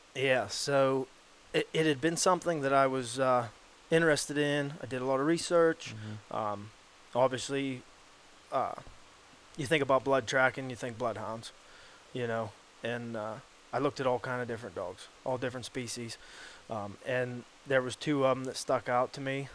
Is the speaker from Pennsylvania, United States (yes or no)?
yes; Hastings, Pennsylvania, United States; born and raised in Hastings, PA